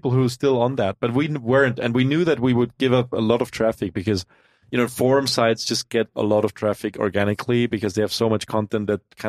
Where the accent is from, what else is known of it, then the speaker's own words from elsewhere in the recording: Innsbruck, Tyrol, Austria; I'm from Innsbruck, you know, the west.